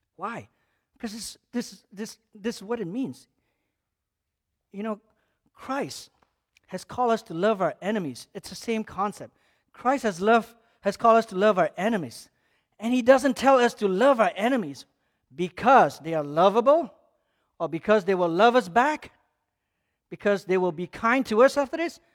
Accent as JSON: {"language": "English", "country": "Malaysia", "tie": "born or raised there", "moved": "yes", "said": "growing up in Malaysia as a Muslim country"}